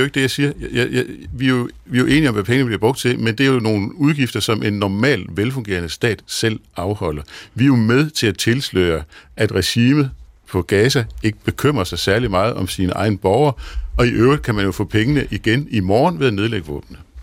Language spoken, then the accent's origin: Danish; Denmark; jeg er fra Jylland